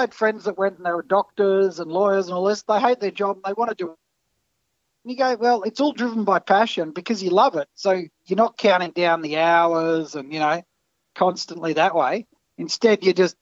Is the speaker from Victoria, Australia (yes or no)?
yes; Port Phillip Bay, Victoria, Australia; we grew up down on Port Phillip Bay there